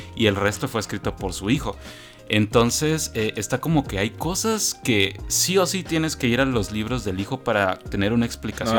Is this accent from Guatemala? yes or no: yes; Guatemala; yo soy de Guatemala